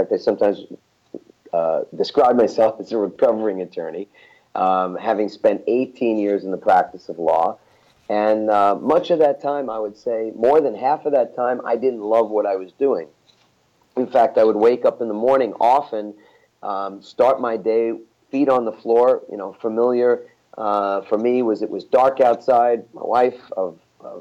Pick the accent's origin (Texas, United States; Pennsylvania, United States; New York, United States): New York, United States; I'm from New York